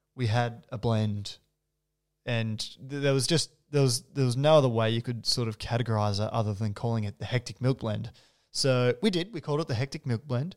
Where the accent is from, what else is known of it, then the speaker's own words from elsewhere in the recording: New South Wales, Australia; now in Melbourne, Australia; I was born in New South Wales